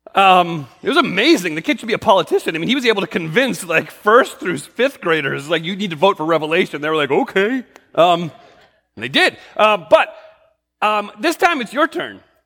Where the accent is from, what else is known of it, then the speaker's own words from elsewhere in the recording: New England, United States; I grew up in New England